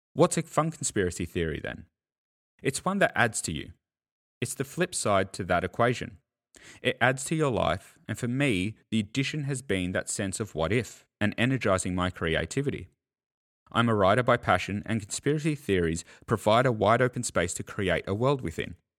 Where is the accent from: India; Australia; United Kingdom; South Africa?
Australia; as an Australian